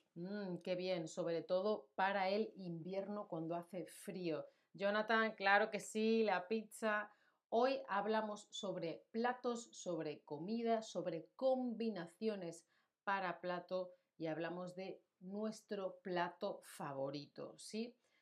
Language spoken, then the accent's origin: Spanish; Spain